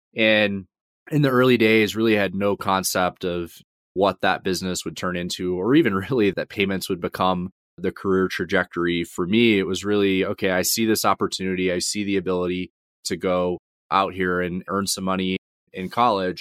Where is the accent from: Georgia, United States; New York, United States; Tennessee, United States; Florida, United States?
Georgia, United States; also born or lived in Atlanta suburbs; I grew up in Georgia, so initially grew up in the suburbs outside of Atlanta and moved around a couple of times growing up